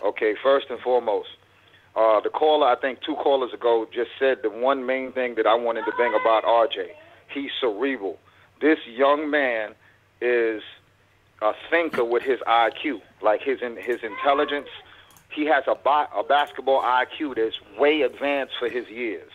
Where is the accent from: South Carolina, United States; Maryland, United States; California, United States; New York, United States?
New York, United States; New York City; now in Fort Worth, United States; I'm born and raised in Brooklyn, New York